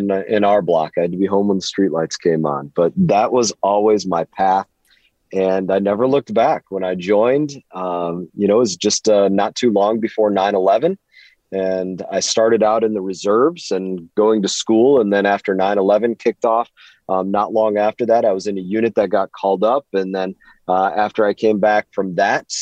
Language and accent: English; Grand Rapids, Michigan, United States; now in Florida, United States; I was born in Grand Rapids, Michigan. Very just Midwest background